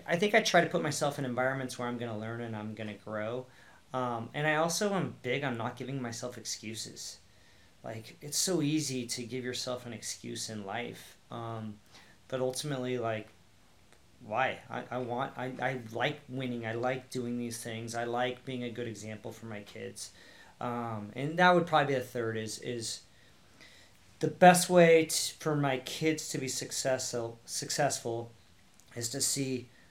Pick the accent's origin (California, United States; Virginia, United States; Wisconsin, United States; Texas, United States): California, United States; Newport Beach; I moved from Long Beach to Newport